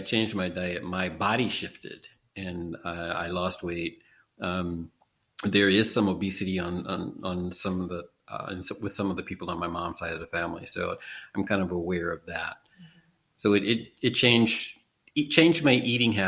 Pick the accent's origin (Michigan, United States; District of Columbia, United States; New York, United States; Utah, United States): District of Columbia, United States; Washington; now in Baltimore, United States; I'm originally from Washington, D.C., which is 45 miles south of here